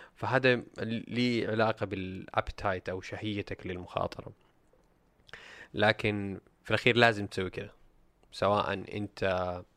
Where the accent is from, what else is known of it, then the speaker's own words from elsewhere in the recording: Saudi Arabia; عندنا في السعوديه